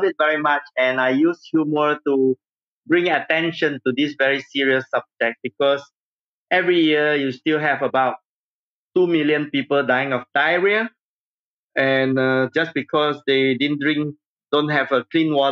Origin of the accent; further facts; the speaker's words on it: Singapore; I grew up in Singapore